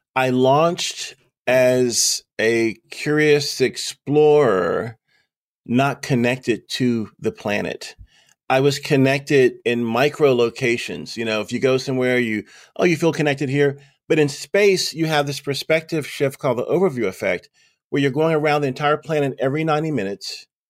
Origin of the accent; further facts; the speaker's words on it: Lynchburg, Virginia, United States; Lynchburg, my hometown, where I am right now